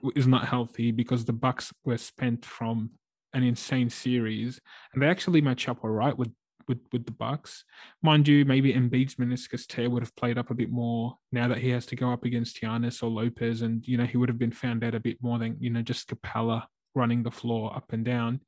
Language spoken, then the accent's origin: English; Australia; as an Aussie fan